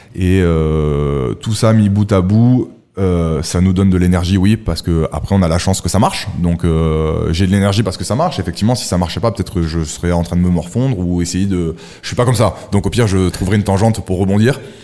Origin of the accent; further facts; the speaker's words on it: Monaco; also born or lived in Nice; Je suis monégasque